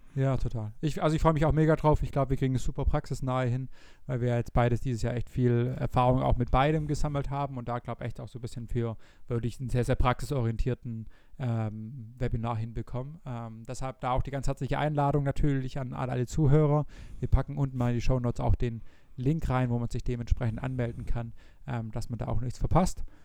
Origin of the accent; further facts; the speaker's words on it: Germany; bei uns in Deutschland